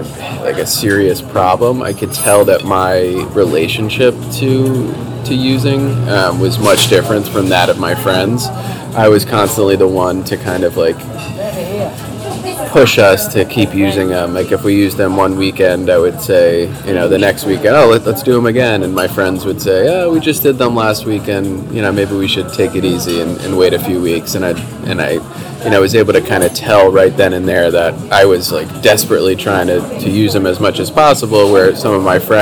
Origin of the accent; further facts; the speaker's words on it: New Jersey, United States; I grew up in New Jersey in the suburbs of Manhattan.